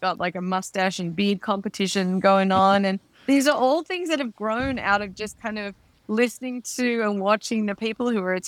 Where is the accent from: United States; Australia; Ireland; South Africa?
Australia; Melbourne, Victoria; I'm doing Melbourne just because that's my hometown, and so I get to visit family at the same time as going to Meatstock